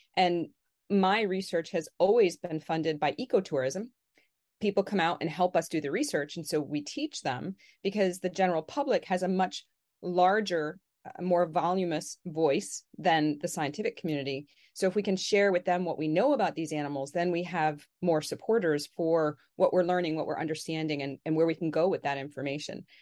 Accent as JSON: {"language": "English", "region": "Connecticut", "country": "United States", "tie": "born or raised there", "said": "I grew up in Connecticut in New England"}